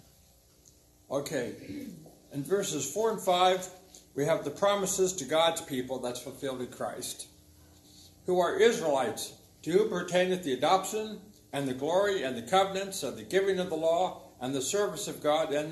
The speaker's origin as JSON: {"language": "English", "region": "Ohio", "country": "United States", "said": "I'm from Ohio"}